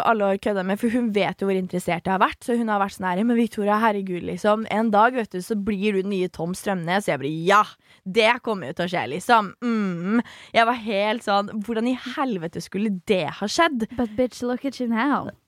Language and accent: Norwegian; Svelvik, Buskerud, Norway; born or raised there